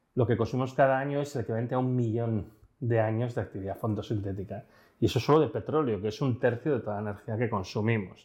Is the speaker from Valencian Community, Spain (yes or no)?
no; León, Castile and León, Spain; now in Barcelona, Spain; yo soy de la zona de trenes mineros, yo soy de León